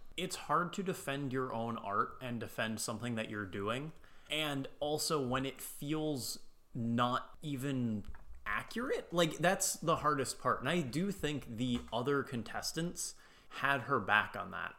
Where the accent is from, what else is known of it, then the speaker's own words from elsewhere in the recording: United States; I'm American